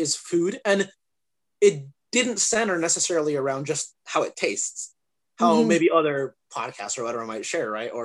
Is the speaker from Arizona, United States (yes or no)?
yes; Arizona, United States; also born or lived in England; I grew up here in Arizona.